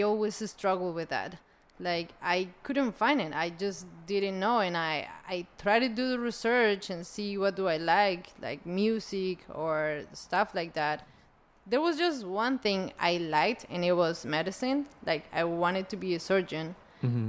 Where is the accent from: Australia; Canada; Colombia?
Colombia; I was born in Colombia